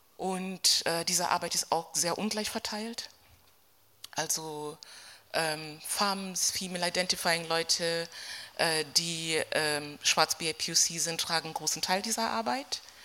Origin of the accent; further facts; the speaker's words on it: Berlin, Germany; ich komme aus Berlin, wir sind ein bisschen rambulischer